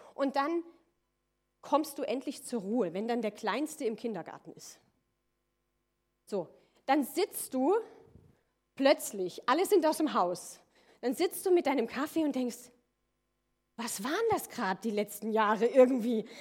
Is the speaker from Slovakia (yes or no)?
no; near Koblenz, Loreley, Rhineland-Palatinate, Germany; moved away as an adult; also born or lived in Austria; ich komme ursprünglich aus Rheinland-Pfalz, aus der Nähe von Koblenz, Lorelei, falls das einer kennt, wunderschöne Ecke